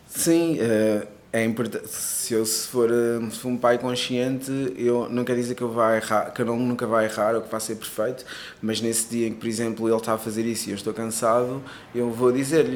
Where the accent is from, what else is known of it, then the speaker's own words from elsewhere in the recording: Cape Verde; moved away; also born or lived in Portugal; eu nasci em Cabo Verde, mas também tenho dupla nacionalidade, mas sim, nasci sim. em Cabo Verde